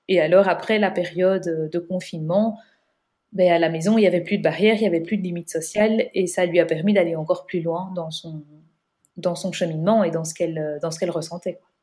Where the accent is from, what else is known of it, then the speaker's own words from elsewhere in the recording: Belgium; on est belge